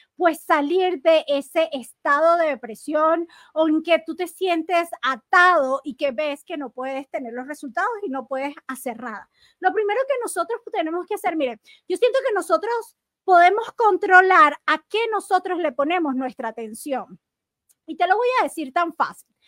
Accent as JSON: {"language": "Spanish", "country": "Venezuela", "moved": "yes", "said": "cuando yo estaba en Venezuela"}